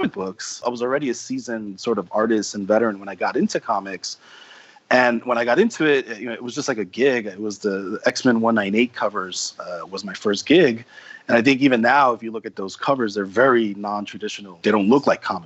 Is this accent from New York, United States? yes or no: yes; New York City, New York, United States; moved away as an adult; now in Japan; I'm from New York City, and I grew up here